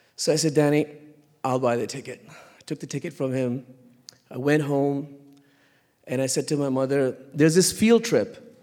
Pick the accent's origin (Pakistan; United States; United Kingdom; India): Pakistan; Lahore, Punjab; I was born in Lahore, Pakistan